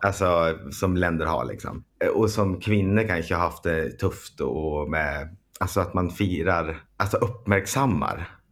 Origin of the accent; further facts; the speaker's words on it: Storvik, Gävleborg County, Sweden; moved away; där vi kommer ifrån